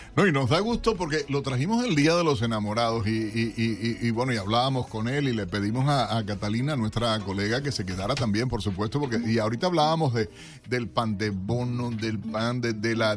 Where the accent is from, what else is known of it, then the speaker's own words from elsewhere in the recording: eastern Venezuela, Venezuela; desde el oriente